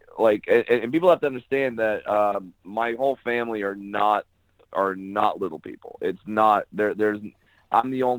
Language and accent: English; Orange County, California, United States; I'm originally from Orange County, California.